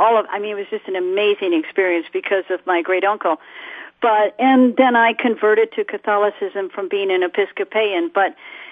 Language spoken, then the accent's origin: English; San Diego, California, United States; moved away; also born or lived in La Jolla, California / Belgium; I was born in San Diego. We lived in La Jolla